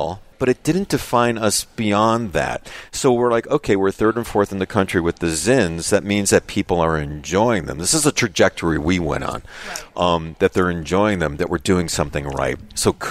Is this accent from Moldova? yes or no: no; Chicago, Illinois, United States; being a Chicagoan